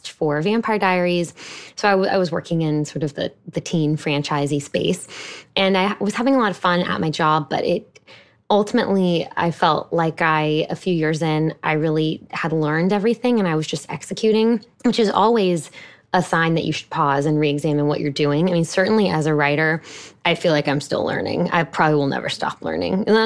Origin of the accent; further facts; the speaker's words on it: Houston, Texas, United States; I live in my hometown of Houston, Texas